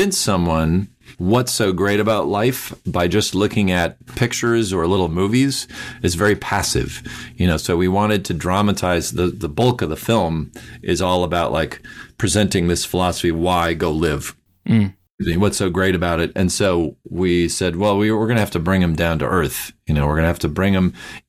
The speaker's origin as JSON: {"language": "English", "region": "Minnesota", "country": "United States", "tie": "born or raised there", "said": "I grew up in Minnesota"}